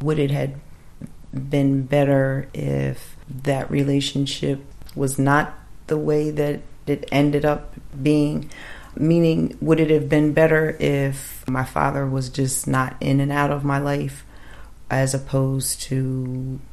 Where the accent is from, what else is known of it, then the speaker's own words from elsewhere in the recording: Woodbury, New Jersey, United States; I was raised in South Jersey, Washington Township / Woodbury area most of my life